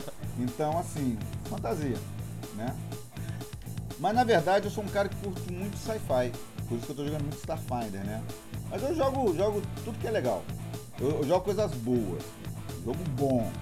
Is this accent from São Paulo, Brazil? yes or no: no; Minas Gerais, Brazil; Eu morava no interior, né? Eu fui criado em Minas